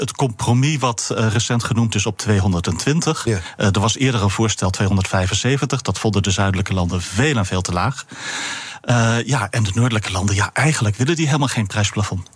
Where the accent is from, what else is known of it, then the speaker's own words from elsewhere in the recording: Netherlands; als Europeaan en als Nederlander